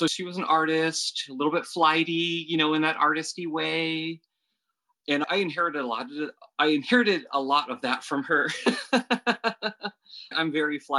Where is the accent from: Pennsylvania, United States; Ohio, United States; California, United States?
California, United States; Santa Clara; born and raised here in California